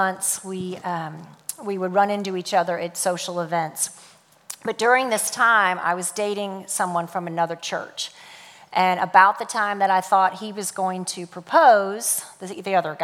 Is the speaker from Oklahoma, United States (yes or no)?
no; St. Louis, Missouri, United States; I was born and raised in St. Louis, Missouri